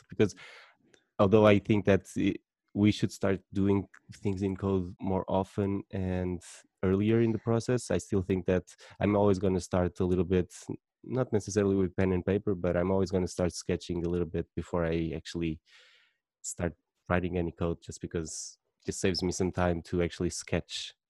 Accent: Portugal; I'm from Portugal

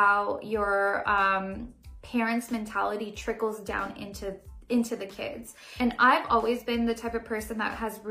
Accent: Brampton, Ontario, Canada; also born or lived in Toronto; I grew up in Brampton, which is, like, a very, like, brown

